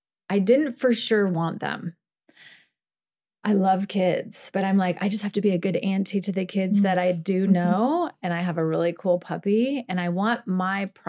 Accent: Midwest, United States; growing up in the Midwest in like a normal suburban family

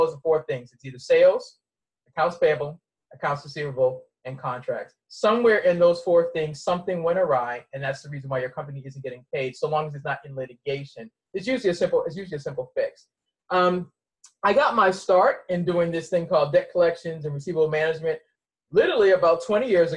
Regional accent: Boston, Massachusetts, United States; also born or lived in Mount Olive, North Carolina; I was raised in Boston and spent my summers in North Carolina

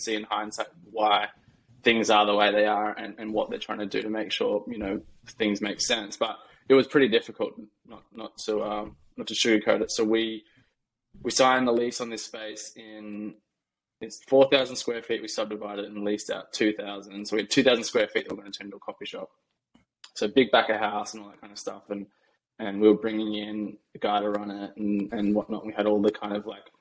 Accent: Australia; moved away as an adult; also born or lived in New York; now in United States; where I grew up in Australia is a massive cafe culture.

